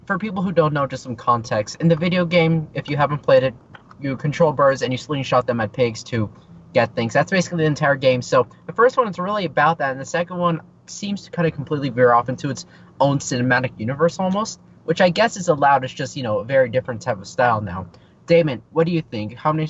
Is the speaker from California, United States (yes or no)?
yes; Los Angeles, California, United States